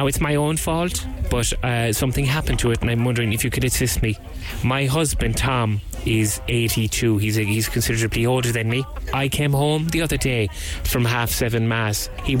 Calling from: Ireland; I'm sorry for bringing you now. I'm calling you from Ireland.

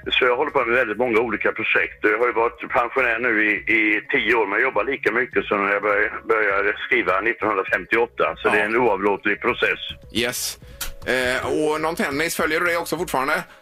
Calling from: Västra Götaland, Sweden; Eh, eh, söderut snarare. Jag är inte långt från Göteborg. Eh, men ett stycke neråt.

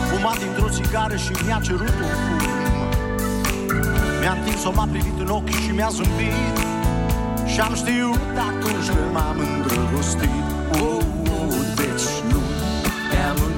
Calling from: Iași, Iași County, Romania; Sunt de la Iași.

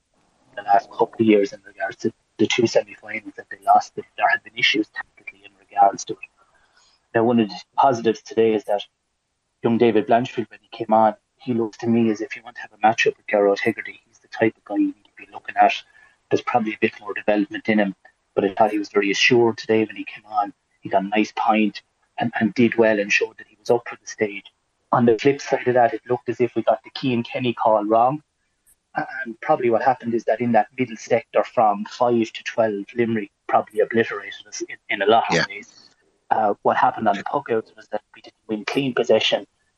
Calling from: Spain; I'm in Spain and on at the moment

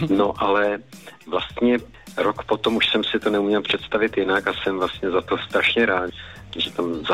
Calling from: Banská Bystrica, Banská Bystrica Region, Slovakia; Banská Bystrica.

